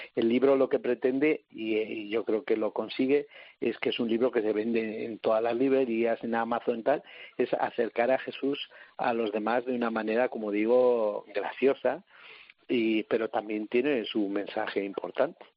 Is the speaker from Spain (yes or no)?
yes; Salamanca, Castile and León, Spain; yo soy de Salamanca